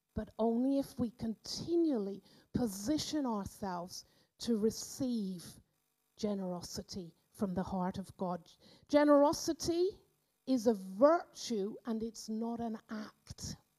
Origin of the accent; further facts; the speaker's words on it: Cornwall, South West England, United Kingdom; moved away as an adult; now in Austria; I grew up in the Methodist church down in Cornwall